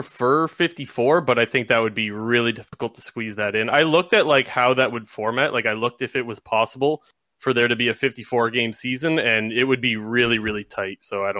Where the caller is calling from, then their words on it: Sarnia, Ontario, Canada; Sarnia, Ontario.